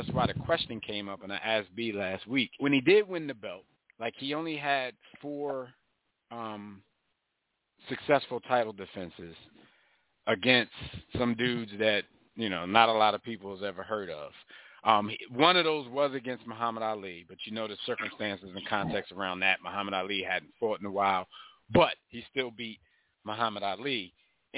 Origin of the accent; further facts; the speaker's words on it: Philadelphia, Pennsylvania, United States; We from Philly